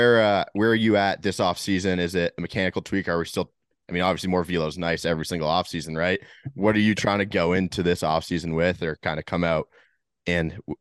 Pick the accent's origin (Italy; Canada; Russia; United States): Canada; as a Canadian